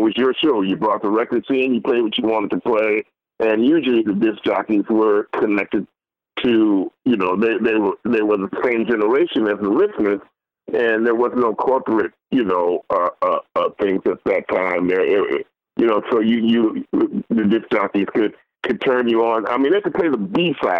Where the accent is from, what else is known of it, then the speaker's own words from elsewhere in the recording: San Francisco, California, United States; I'm from San Francisco.